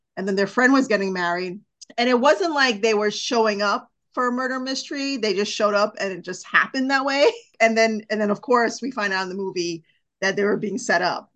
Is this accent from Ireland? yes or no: no; India; I'm Indian